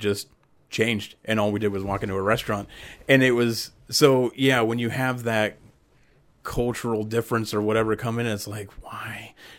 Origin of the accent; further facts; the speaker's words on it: Ohio, United States; You know, being growing up in Podunk, Ohio, where everything's surrounded by corn.